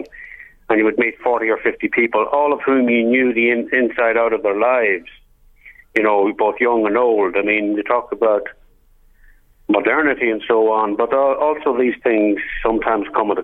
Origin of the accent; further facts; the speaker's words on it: Clones, County Monaghan, Ireland; I'm very closely identified with my hometown